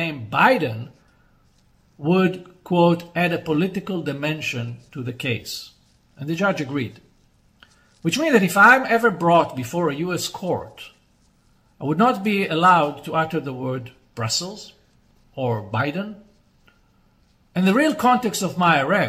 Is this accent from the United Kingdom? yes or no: no; Israel